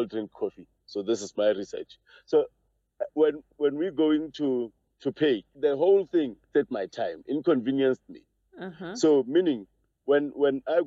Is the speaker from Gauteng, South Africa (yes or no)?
yes; Johannesburg, Gauteng, South Africa; I'm from Joburg.